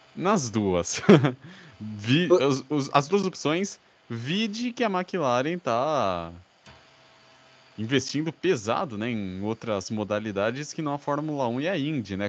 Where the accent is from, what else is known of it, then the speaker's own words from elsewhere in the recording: Brazil; nós como brasileiros